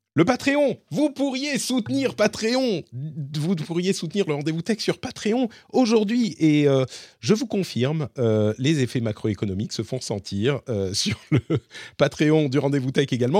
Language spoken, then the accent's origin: French; France; chez nous en France